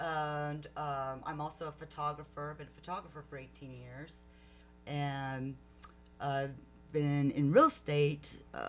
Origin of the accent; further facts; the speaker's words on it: Lake McQueeney, Texas, United States; also born or lived in San Antonio, Texas / Colorado; now in San Marcos, United States; I was born in San Antonio, but I grew up in Lake McQueenie and lived there until I attended Southwest Texas, well, Texas State, but back then it was Southwest Texas State University